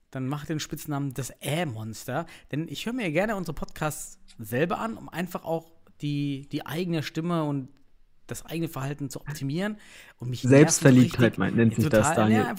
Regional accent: East Germany, Germany; Man ich bin aus dem Osten, ich bin

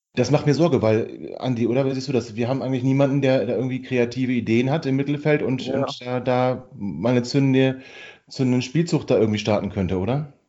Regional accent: Hanover, Lower Saxony, Germany; als Hannoveraner

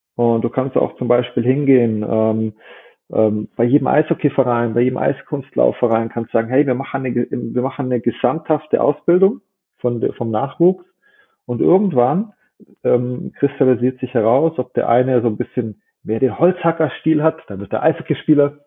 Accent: Germany; bei uns in Deutschland

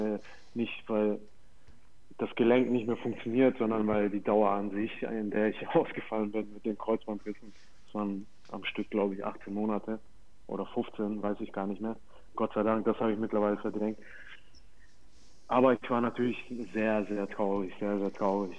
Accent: Fürth, Bavaria, Germany; moved away as an adult; also born or lived in Hannover; Ich war dort auf der Schule, bin da aufgewachsen in Fürth

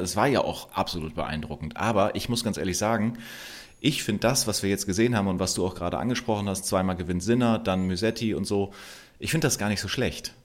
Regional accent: Germany; Wir, wir sind hier groß geworden in Deutschland

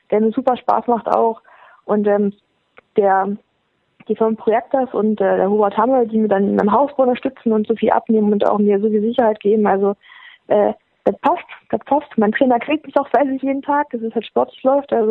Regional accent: Thuringia, Germany; dass die Leute da sind, und mitfiebern und ähm, einen auch als Thüringer Athletin sehen

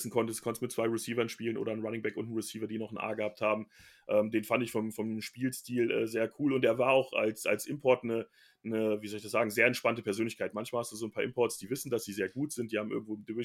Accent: Bielefeld, North Rhine-Westphalia, Germany; born there; weil ich ja offensichtlich da geboren bin

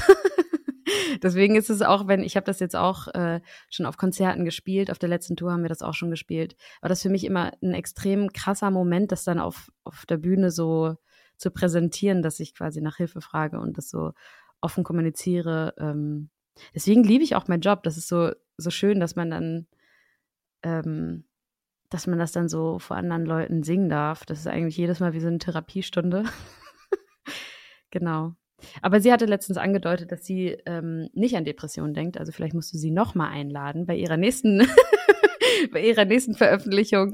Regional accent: Schleswig-Holstein, Germany; now in Berlin, Germany; Und ich komme aus Schleswig-Holstein.

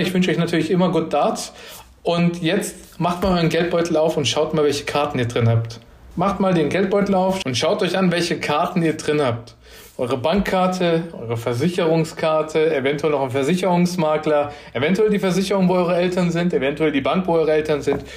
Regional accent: Lower Franconia, Bavaria, Germany; ich bin gebürtig aus Unterfranken, also aus Bayern

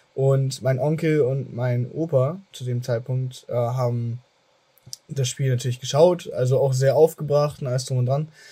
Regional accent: Germany; ich selber wurde aber in Deutschland geboren habe aber durch dieses Aufwachsen mit einer italienischen Familie auch also eine starke Verbindung zum italienischen

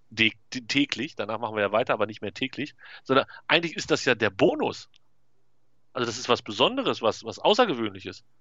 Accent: North Rhine-Westphalia, Germany; als Westfale würde ich ja, wenn ich sowas in der Nachbarschaft organisieren würde, fände ich gegen Bier nicht so viel einzuwenden

